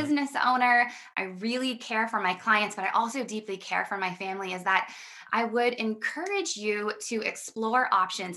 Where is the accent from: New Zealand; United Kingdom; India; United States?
United States; Midwest America; I come from Midwest America, and I was really raised